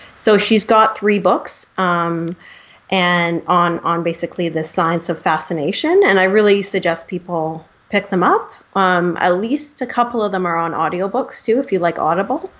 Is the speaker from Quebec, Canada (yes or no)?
no; Vancouver, British Columbia, Canada; I am from Vancouver